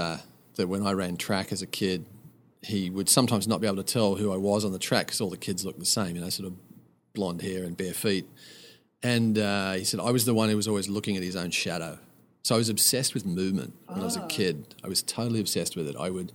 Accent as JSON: {"language": "English", "country": "Australia", "also_born_or_lived": "Calgary, Canada / Victoria, Canada", "moved": "as an adult", "lives_now": "Portland, United States"}